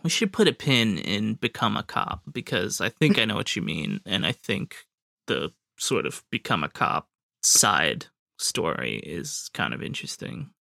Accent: United States; speaking as an American

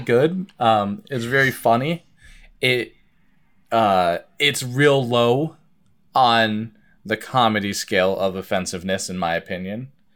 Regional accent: Vermont, United States; I grew up in Vermont

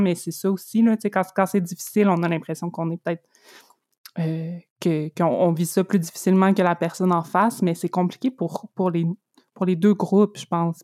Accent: Abitibi-Témiscamingue, Quebec, Canada; now in Montreal, Canada; quand j'avais comme deux ans, on est déménagé en, en Abitibi-Témiscamingue. Mon père est encore là, c'est là que j'ai grandi

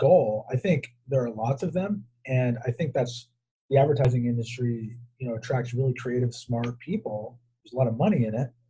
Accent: Southern California, United States; growing up in Southern California

